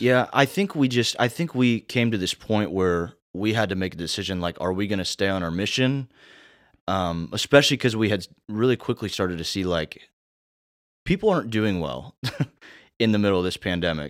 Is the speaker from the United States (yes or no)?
yes; Indiana, United States; now in South Carolina, United States; I'm from Indiana.